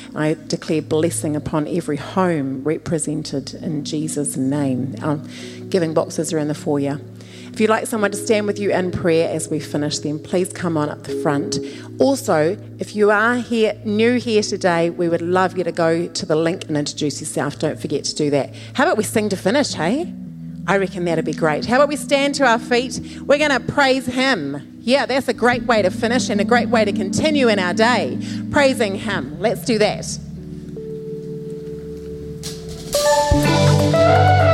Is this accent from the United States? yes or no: no; New Zealand; moved away; I was born in New Zealand